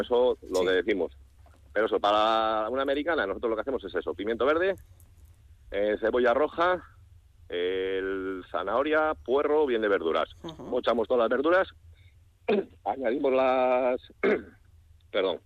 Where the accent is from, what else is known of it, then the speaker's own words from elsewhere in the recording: San Justo de la Vega, Castile and León, Spain; De Astorga, de San Justo la Vega, de un pueblo pequeñito entre León y Astorga